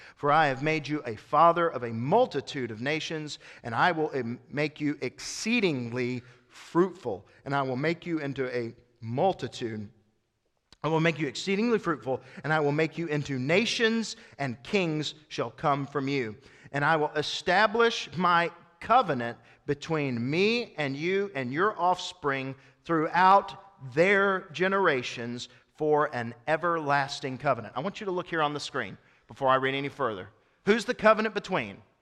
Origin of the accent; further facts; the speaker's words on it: East Tennessee, United States; I was born in East Tennessee